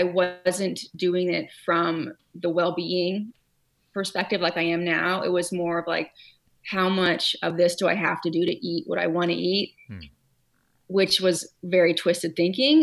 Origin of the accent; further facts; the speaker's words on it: California, United States; also born or lived in Hawaii; now in Connecticut, United States; I grew up in California